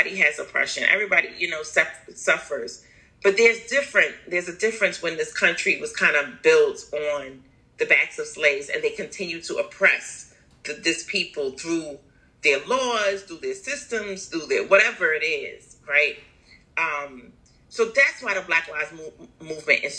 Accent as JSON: {"language": "English", "town": "New York City", "region": "New York", "country": "United States", "tie": "born or raised there", "said": "I grew up in New York City"}